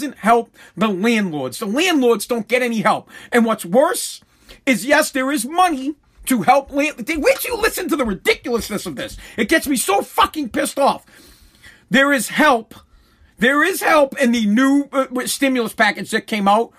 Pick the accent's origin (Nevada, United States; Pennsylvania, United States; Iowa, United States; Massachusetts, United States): Massachusetts, United States; I'm from Massachusetts.